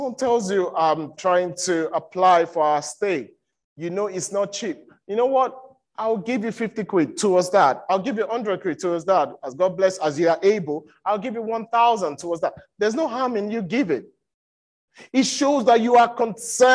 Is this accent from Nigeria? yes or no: yes; Nigeria; I'm from Nigeria. I'm a Yoruba boy